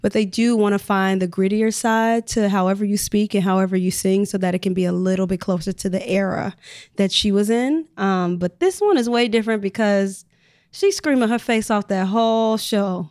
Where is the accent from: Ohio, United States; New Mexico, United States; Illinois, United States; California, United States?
Illinois, United States; Chicago; moved away as an adult; I'm from Chicago